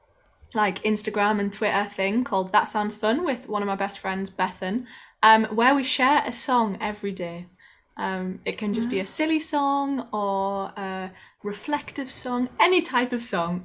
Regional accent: the north of England, United Kingdom; accent: northern; my northern accent

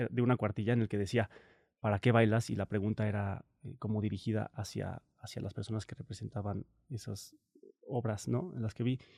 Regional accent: Morelia, Michoacán, Mexico; also born or lived in Cancún; yo nací en Cancún, pero viví ocho meses em, hasta que llegó el huracán Gilberto, se llama, en el 88. Luego pasó lo del huracán y decidieron moverse a Morelia.

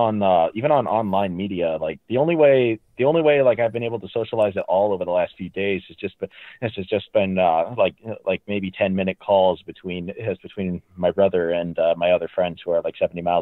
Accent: Wisconsin, United States; I am also autistic from Wisconsin.

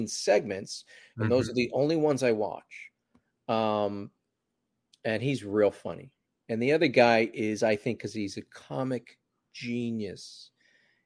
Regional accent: New Jersey, United States; also born or lived in New York / California; now in Los Angeles, United States; I was born in Jersey

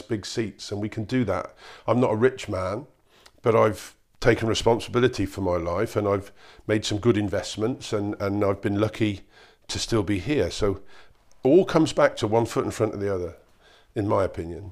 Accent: Cheltenham, South West England, United Kingdom; I come from Cheltenham. It's a nice part of nice part of the world. We don't have a lot of recession around here.

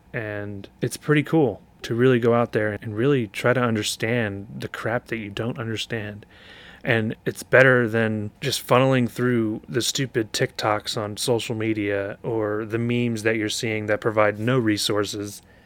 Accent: Shamokin, Pennsylvania, United States; also born or lived in Philadelphia, Pennsylvania; when I was four years old

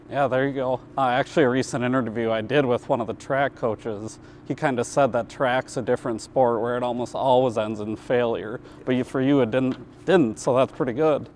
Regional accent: Minneapolis, Minnesota, United States; now in Rapid City, United States; I'm from Minneapolis, not as much diversity here

